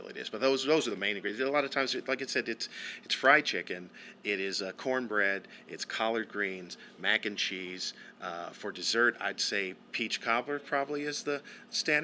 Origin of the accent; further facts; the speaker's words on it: Southern California, United States; growing up in Southern California, there's also the Mexican food influence as well